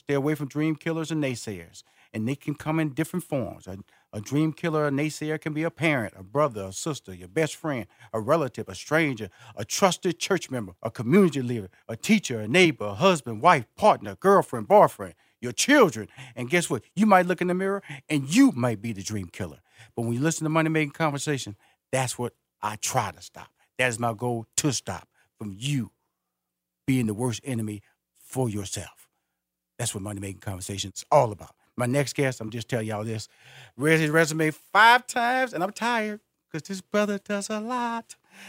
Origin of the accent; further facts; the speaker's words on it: Houston, Texas, United States; now in Atlanta, United States; Yes, sir. I'm based in Atlanta, but I'm originally from Houston, Texas.